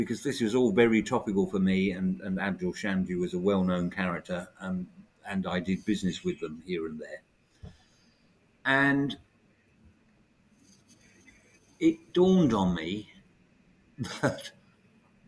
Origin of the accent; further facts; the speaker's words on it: United Kingdom; also born or lived in Bexhill / Forest Row; being brought up as a child. You know, we're British